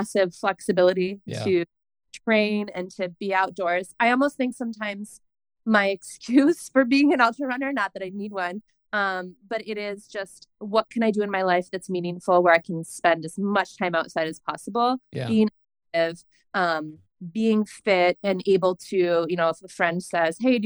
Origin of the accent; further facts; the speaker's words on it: New York, United States; moved away as an adult; now in Bend, United States; I'm from New York State